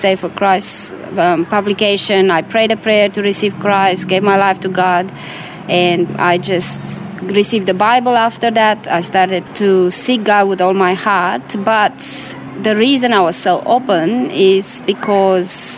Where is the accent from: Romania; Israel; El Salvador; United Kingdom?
Romania; moved away; I was born in Romania during communism